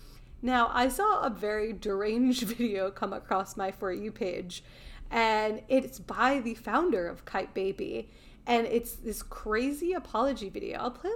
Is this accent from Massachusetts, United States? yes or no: no; Long Island, New York, United States; I grew up in Long Island, so for me, it's a lot of... It was a Long Island... it's Italian culture.